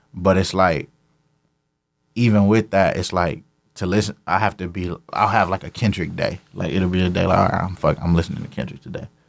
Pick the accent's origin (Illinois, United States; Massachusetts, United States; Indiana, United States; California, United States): California, United States; Carson; I'm from Carson, California, Camber Ave, to be specific.